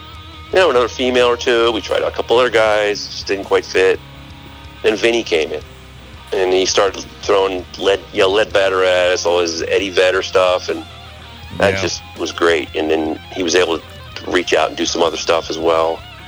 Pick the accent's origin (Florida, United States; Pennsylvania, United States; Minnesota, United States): Pennsylvania, United States; Philadelphia; now in Maryland, United States; Philadelphia, yeah.